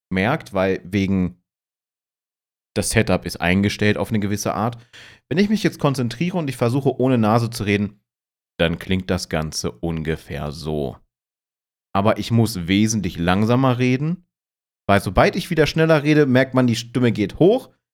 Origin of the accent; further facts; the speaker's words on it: Hanover, Lower Saxony, Germany; Ich komme ja ursprünglich aus Hannover. Man übernimmt unglaublich schnell Dialekte und du wirst diese Dialekte dann nicht los.